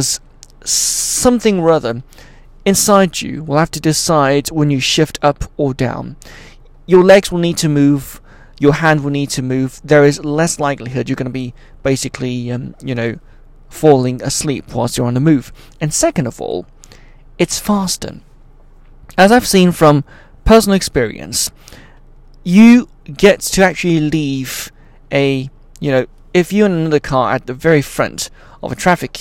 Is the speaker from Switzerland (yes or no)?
yes; Switzerland; also born or lived in Beijing, China; at the age of 5 and 6 when I was still in Beijing before I'd move out from Beijing to Switzerland